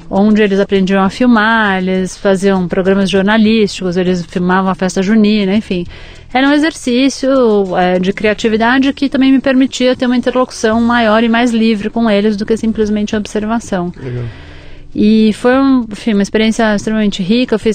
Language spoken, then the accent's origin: Portuguese; São Paulo, Brazil; also born or lived in Lagos, Nigeria; Eu nasci aqui em São Paulo. Paulista mesmo. É, cresci aqui, enfim, vivi a maior parte da minha vida aqui. Morei um pouco fora do Brasil.